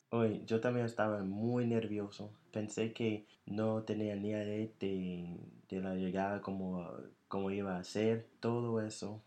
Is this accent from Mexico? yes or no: no; United States; accent: American; Spanish is a second language; mi acento era tan duro, tan, tan... Fuerte. Sí, tan fuerte, tan americano